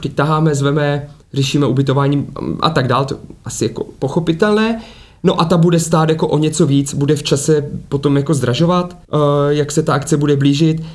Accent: Ostrava, Moravian-Silesian Region, Czechia; moved away; jsem původně z Ostravy, ať jsem jako žil roky různě, různě bokem

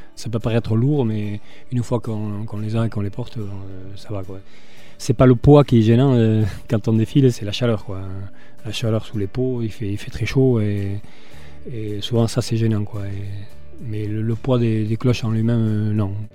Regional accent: Hasparren, Nouvelle-Aquitaine, France; moved away as an adult; je suis asparin mais j'habite ailleurs

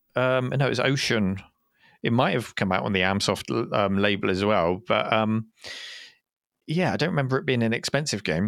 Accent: United Kingdom; we're British

